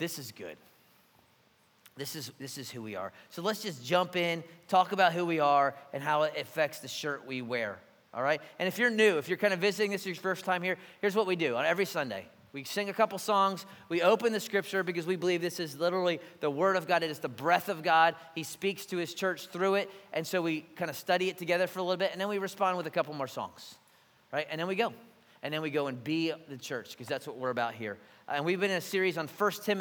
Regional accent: Philadelphia, Pennsylvania, United States; now in Savannah, United States; I'm from Philly

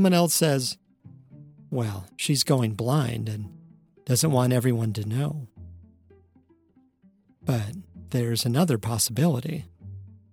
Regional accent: Wisconsin, United States; When I was growing up in Wisconsin in the 1970s and 80s

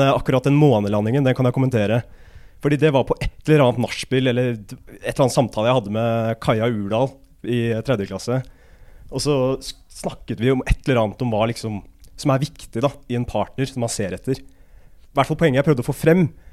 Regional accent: Asker, Akershus, Norway; moved away as an adult; now in Trondheim, Norway; Jeg er fra Asker, da, men om du kan kalle det en by, det er vel en landsby, tettsted

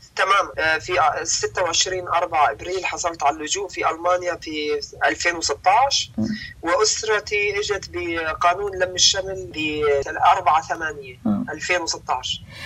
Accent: Damascus, Damascus Governorate, Syria; moved away as an adult; also born or lived in Homs; انا ولدت في مخيم اليرموك تعلمت في مدارس الاونير

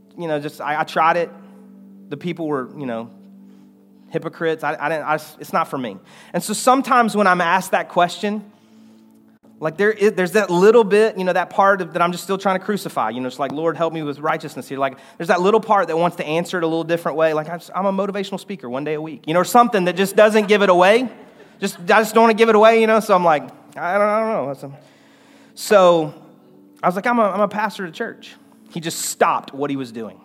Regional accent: United States; I have a sense of pride about being an American

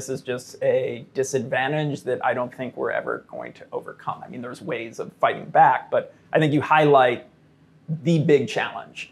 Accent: Chicago, Illinois, United States; growing up in Chicago as a kid

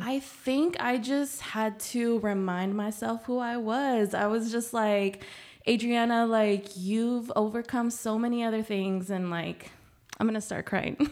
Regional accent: San Antonio, Texas, United States; first language Spanish; English is a second language; also born or lived in Nuevo Laredo, Mexico; I was born there, um, but I've been raised in San Antonio my whole life

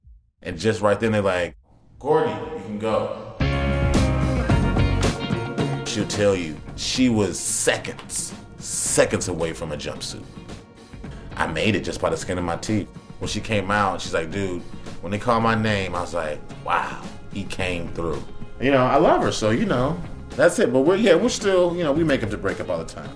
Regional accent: Chicago, Illinois, United States; I'm not from New York. I'm from Chicago.

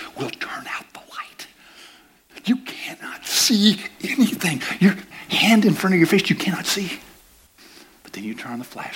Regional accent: United States; I'm an American

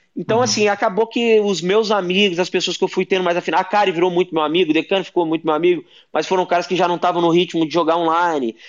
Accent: Brazil; eu sou brasileiro, aqui no Brasil

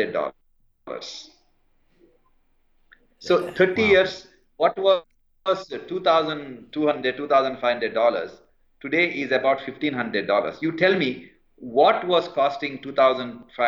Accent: India; also born or lived in London, United Kingdom / Calcutta; I grew up in India and worked in the public hospitals of India

